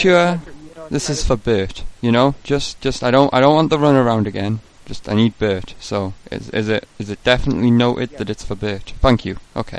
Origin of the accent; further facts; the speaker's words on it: England, United Kingdom; I'm from England, you see. My British mobile phone, the charges, they're extortionate.